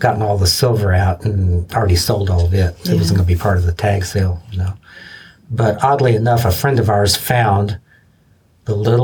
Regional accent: Lexington, Kentucky, United States; born or raised there

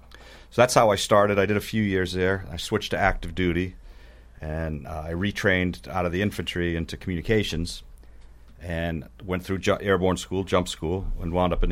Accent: Weymouth, Massachusetts, United States; I'm from Weymouth originally.

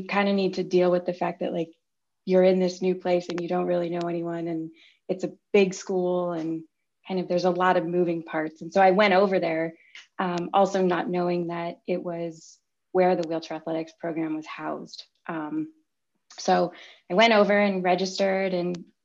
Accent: Chicago, Illinois, United States; also born or lived in Champaign, Illinois; I grew up in Chicago and came down to Champaign for school

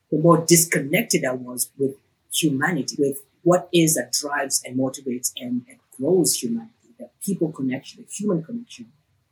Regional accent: Nairobi, Kenya; I grew up in Nairobi, Kenya.

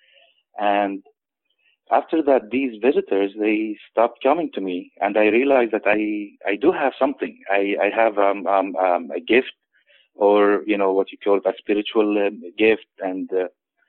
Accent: Nazareth, Northern District, Israel; also born or lived in Florence, Italy / Chicago, Illinois / San Francisco; now in Sacramento, United States; I was born in Nazareth, Israel, in the Holy Land.

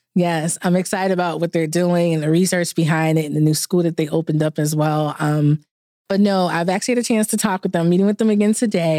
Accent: New York City, New York, United States; now in Atlanta, United States; I'm initially from New York, so the Big Apple. Currently live in Atlanta

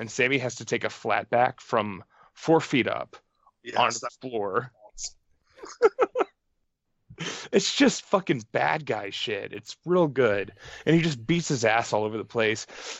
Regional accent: Southeast Texas, United States; I grew up in Southeast Texas.

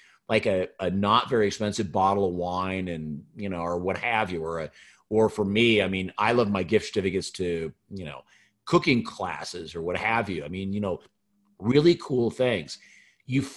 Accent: Pacific Northwest, United States; I grew up in the Pacific Northwest

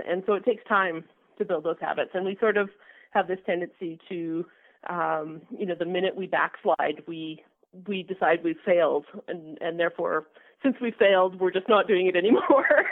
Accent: Alberta, Canada; also born or lived in British Columbia; I grew up in Alberta and, and I left to, to work in BC for a number of years, and I've just come back within the last five years

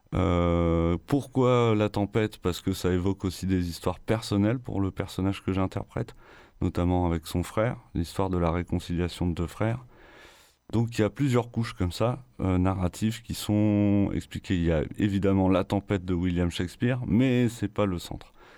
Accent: Picardy, Hauts-de-France, France; moved away; ma terre natale de Picardie

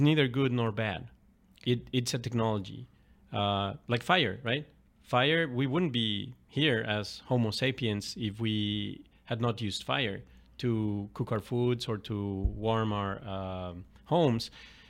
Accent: Mexico City, Mexico; starting with my dad, a couple of uncles, you know, growing up in Mexico City.

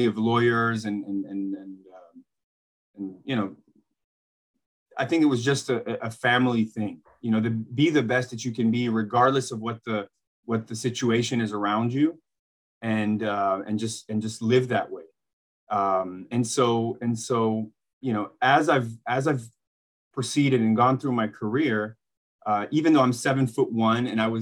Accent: Bosnia & Herzegovina; moved away; I grew up in Bosnia to two professional basketball players

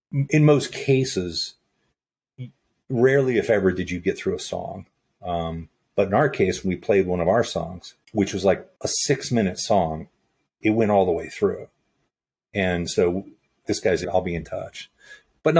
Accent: Virginia, United States; moved away as an adult; also born or lived in California / Los Angeles; I grew up in Virginia. I was born in California, but I grew up in Virginia by way of a Navy transfer and did my schooling there

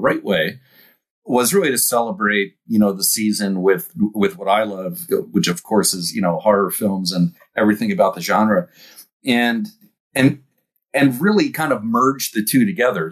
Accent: East Coast, United States; growing up on the East Coast

